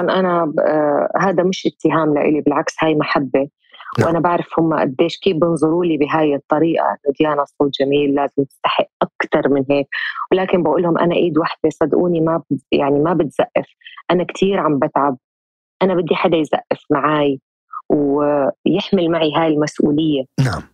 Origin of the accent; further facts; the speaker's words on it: Jordan; moved away as an adult; also born or lived in Lebanon / Egypt; رجعت استقريت في بلدي الاردن